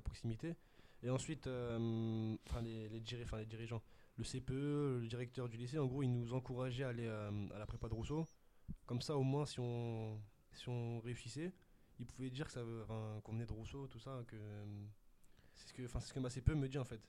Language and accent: French; Sarcelles, Île-de-France, France; je viens de Sarcelles